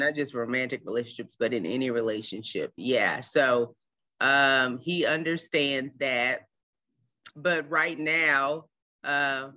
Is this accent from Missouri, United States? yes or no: yes; St. Louis, Missouri, United States; now in Washington, D.C., United States; I am originally from St. Louis, Missouri, but I currently reside in the Washington, D.C. area.